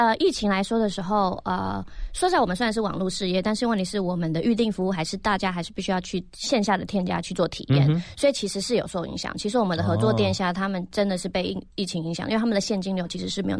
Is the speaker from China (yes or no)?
no; Netherlands; moved away as an adult; now in Taiwan; 我国小毕业后就移民去荷兰了，所以我是在荷兰长大，一直到我创业后才回来台湾。